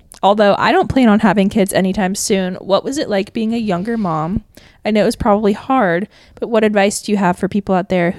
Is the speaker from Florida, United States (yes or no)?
yes; Sunshine State, Florida, United States; moved away; we live in we're from the Sunshine State.